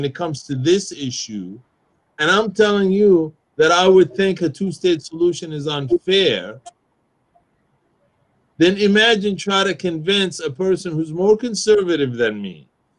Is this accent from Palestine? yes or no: yes; Jerusalem, Palestine; English is a second language; They have citizenship in the country they're born in. I'm from Jerusalem. I'm not a citizen of my own country.